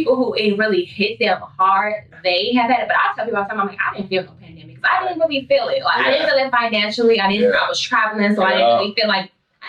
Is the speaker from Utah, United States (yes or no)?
no; Chicago, Illinois, United States